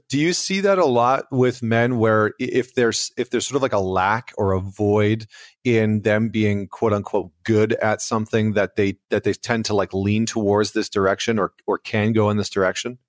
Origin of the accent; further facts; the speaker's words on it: Alberta, Canada; I'm from Alberta, Canada